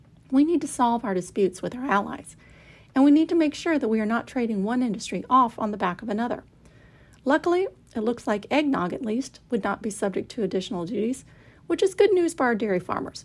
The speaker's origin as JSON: {"language": "English", "region": "Kentucky", "country": "United States", "tie": "born or raised there", "said": "I grew up in Kentucky"}